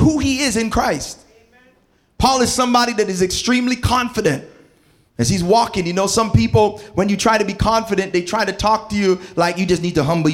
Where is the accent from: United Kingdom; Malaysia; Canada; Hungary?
Canada; Toronto, Ontario; moved away as an adult; also born or lived in New Jersey / Berrien Springs; growing up in Scarborough and Malvern